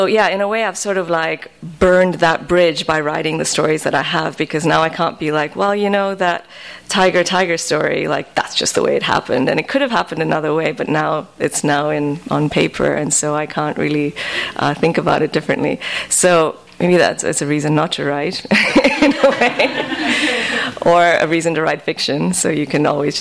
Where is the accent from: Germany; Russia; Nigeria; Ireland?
Nigeria; now in United States; I moved from Nigeria to America